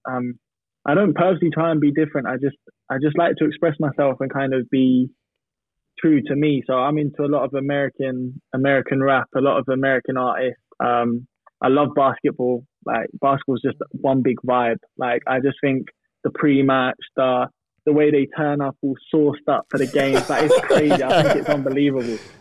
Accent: Norwich, East of England, United Kingdom; I grew up in Norwich

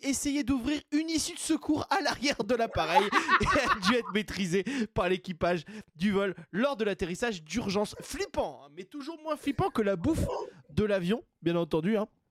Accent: Basque Country, Nouvelle-Aquitaine, France; je suis du Pays Basque

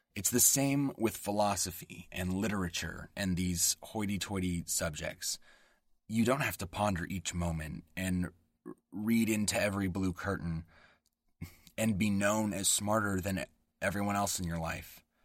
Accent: West Coast American, United States; accent: West Coast American English; first language English; my native tongue, West Coast American English

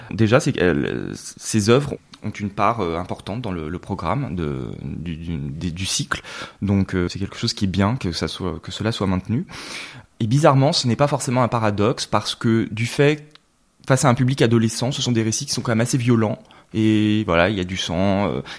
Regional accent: Lyon, Auvergne-Rhône-Alpes, France; Alors c'est vrai mm. qu'on est originaire de Lyon. Mes parents, par le, jeu des mutations, euh, ont également été amenés à bouger euh, donc pas mal euh, en France.

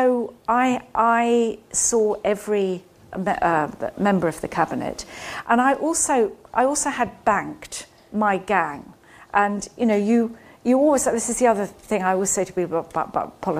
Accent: Scotland, United Kingdom; moved away; I grew up in Scotland.

